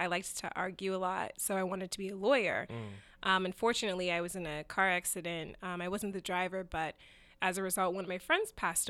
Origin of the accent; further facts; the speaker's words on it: Arizona, United States; So anyway, the story is that I got a scholarship to Arizona State University. So I grew up in Arizona.